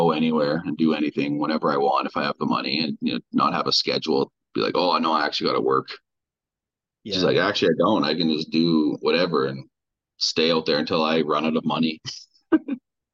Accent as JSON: {"language": "English", "region": "the Prairies", "country": "Canada", "said": "prairie people. So, like, kind of where the province I'm from and surrounding."}